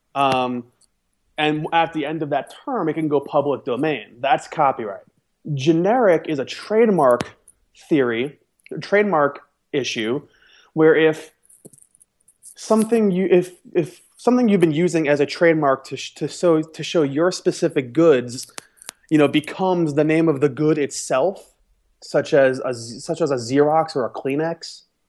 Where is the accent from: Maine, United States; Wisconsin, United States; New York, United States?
New York, United States; moved away; I'm, I'm from New York, and even though they say soda there as, as the generic word